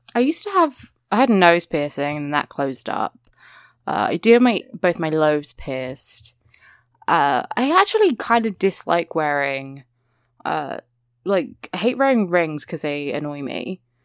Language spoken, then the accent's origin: English; England, United Kingdom; accent: English (what people call British); people say, like, British accent and they mean, like, my accent